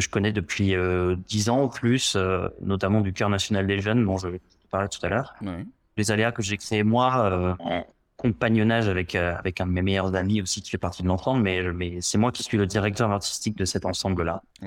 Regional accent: Gironde, Nouvelle-Aquitaine, France; je suis entré au conservatoire de Bordeaux parce que je viens de Gironde

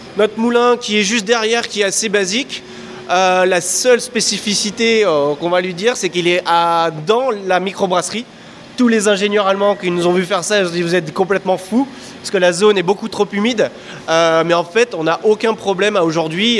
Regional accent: France; moved away as an adult; now in Belgium; je suis français, j'arrive au brasseur français en Belgique

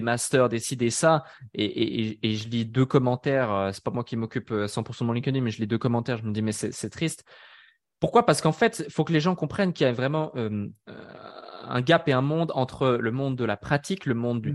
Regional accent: Switzerland; je suis né euh, en Suisse

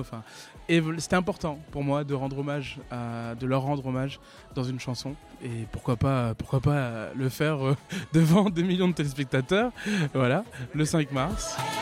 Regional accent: Réunion; now in Toulouse, France; j'habite à Toulouse et je suis originaire de La Réunion

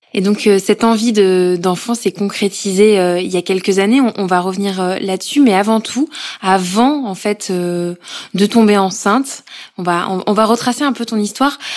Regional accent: Corrèze, Nouvelle-Aquitaine, France; now in Paris, France

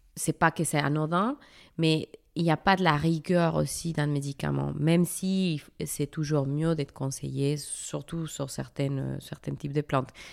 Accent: Mexico; moved away as an adult; now in France; mon pays d'origine, le Mexique.

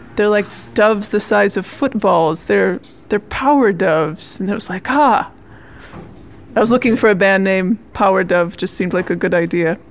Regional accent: Minnesota, United States; I'm from Minnesota, in the central part of the United States, in the north, in the Lutheran church. My mom was a church musician, and I grew up singing in uh, Lutheran choirs.

